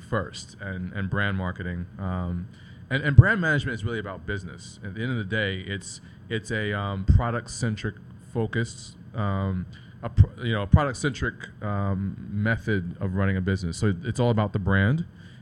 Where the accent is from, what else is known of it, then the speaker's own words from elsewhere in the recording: New York City, New York, United States; also born or lived in Indianapolis, Indiana / Puerto Rico / Harlem, New York; I moved to Brooklyn when I was 6 years old. So okay. I grew up in New York